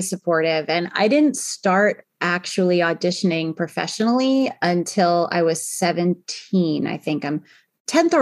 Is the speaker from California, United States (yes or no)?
no; Northport, New York, United States; moved away as an adult; now in San Francisco, United States; I grew up on Long Island, which is just outside of New York City in New York